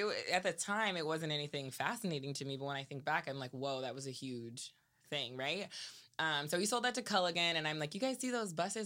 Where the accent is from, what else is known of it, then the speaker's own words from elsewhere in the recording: Salinas, California, United States; also born or lived in Seaside, California; growing up in Salinas